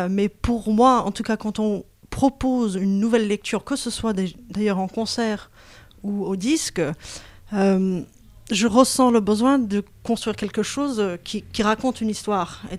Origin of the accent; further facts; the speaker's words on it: Berkeley, California, United States; moved away; Moi, je suis née à, Berkeley, en Californie.